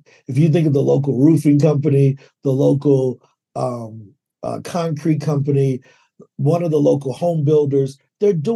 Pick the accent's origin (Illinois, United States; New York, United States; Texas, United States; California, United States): Illinois, United States; East St. Louis; now in Medellin, Colombia; I'm originally from East St. Louis, Illinois, but I currently live with my family down in Medellin, Colombia.